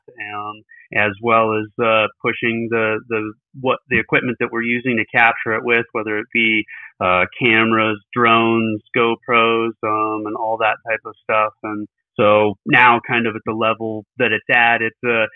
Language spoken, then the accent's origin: English; Billings, Montana, United States; I'm actually calling from Billings, Montana. So that's where I was born and raised out